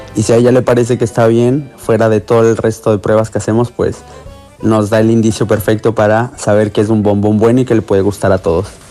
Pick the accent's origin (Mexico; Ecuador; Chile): Ecuador; moved away as an adult; now in Barcelona, Spain